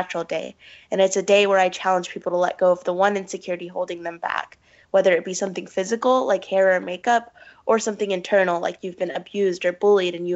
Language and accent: English; Pakistan; I'm from Pakistan